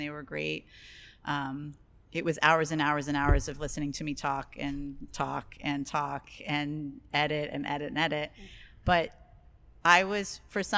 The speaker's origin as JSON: {"language": "English", "region": "Western Pennsylvania", "country": "United States", "tie": "born or raised there", "moved": "yes", "said": "I grew up in Western Pennsylvania"}